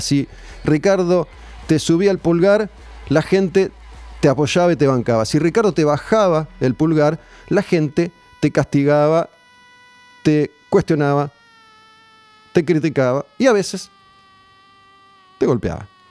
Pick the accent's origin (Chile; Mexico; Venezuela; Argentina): Argentina; como pueblo argentino